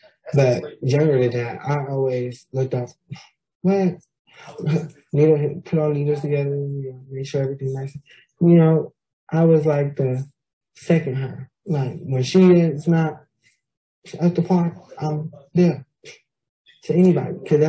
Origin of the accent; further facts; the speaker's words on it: Stockton, California, United States; And I was born and raised in Stockton, California. There I lived with my grandmother, who raised me to the best of her ability.